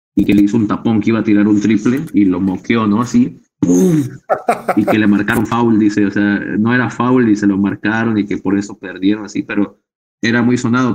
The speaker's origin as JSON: {"language": "Spanish", "town": "Ciudad Nezahualcóyotl", "region": "State of Mexico", "country": "Mexico", "tie": "born or raised there", "said": "yo soy un rapero del Estado de México, nací en Ciudad de Zahualcoyot"}